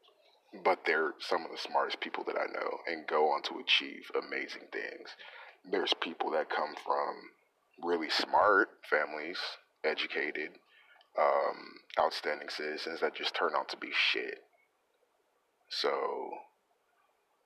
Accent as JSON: {"language": "English", "region": "California", "country": "United States", "tie": "born or raised there", "also_born_or_lived": "Texas", "moved": "as an adult", "lives_now": "Long Beach, United States", "said": "I lived in California from the age of 6 to like 20"}